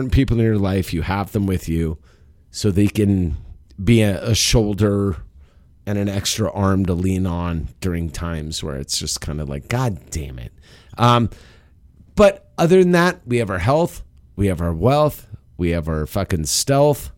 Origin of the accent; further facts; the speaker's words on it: Los Angeles, California, United States; I was born in the San Fernando Valley